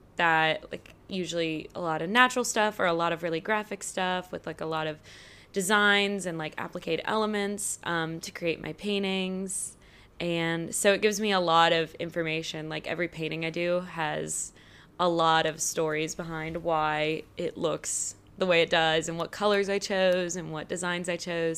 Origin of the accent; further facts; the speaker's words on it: Baton Rouge, Louisiana, United States; painter from Baton Rouge, Louisiana